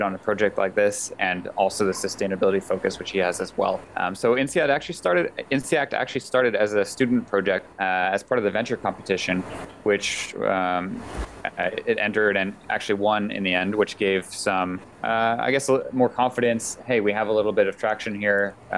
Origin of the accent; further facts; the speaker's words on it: Canada; also born or lived in United States; So personally, my background, I'm Canadian and American, and I'm an industrial engineer.